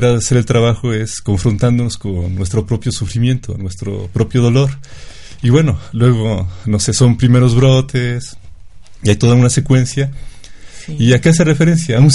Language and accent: Spanish; Chachapa, Puebla, Mexico; yo soy de Chachapa